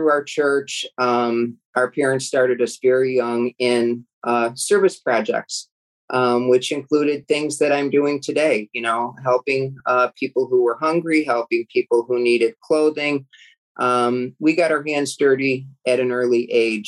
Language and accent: English; South Suburban Cook County, Illinois, United States; I was born and raised in South Suburban Cook County. I've never lived probably 10 miles from where I grew up.